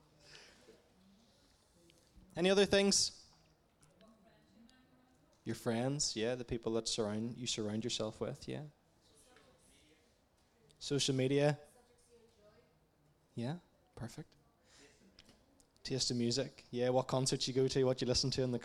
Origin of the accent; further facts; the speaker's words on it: Portadown, Northern Ireland, United Kingdom; moved away as an adult; now in Dublin, Ireland; I'm originally from Portadown, but I've been based in Dublin, Ireland for the last 7 years or so.